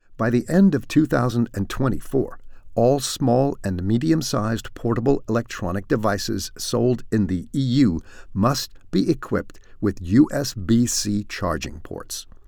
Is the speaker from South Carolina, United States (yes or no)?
no; San Francisco, California, United States; now in European Union; I'm from San Francisco